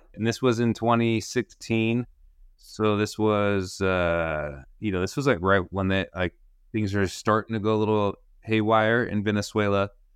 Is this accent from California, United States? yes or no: yes; Sacramento, California, United States; also born or lived in Cúcuta, Colombia / Utah; I grew up in Sacramento, uh, where I currently am.